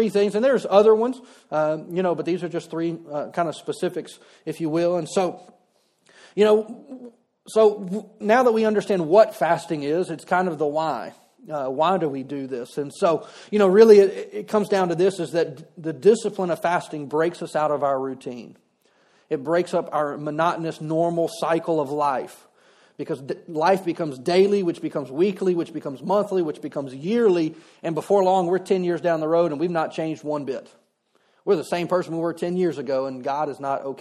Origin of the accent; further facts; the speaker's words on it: Louisiana, United States; I'm from Louisiana